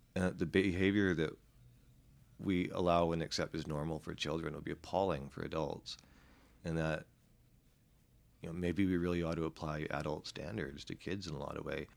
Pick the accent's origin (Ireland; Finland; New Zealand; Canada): Canada; Vancouver, British Columbia; I'm from Vancouver